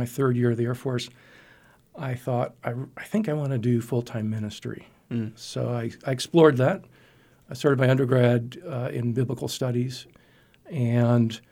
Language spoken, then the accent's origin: English; Niagara Falls, New York, United States; moved away as an adult; now in Abilene, United States; Originally, I grew up in Niagara Falls, New York